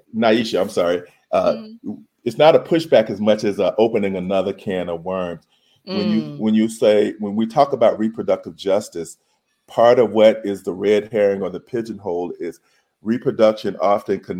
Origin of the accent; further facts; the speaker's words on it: the South, United States; When I was a kid growing up in the South